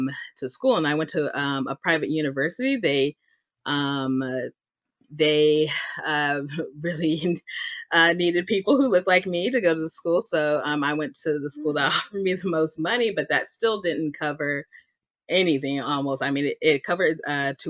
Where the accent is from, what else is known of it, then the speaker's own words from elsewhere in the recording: Dallas, Texas, United States; I am born and raised in Dallas, Texas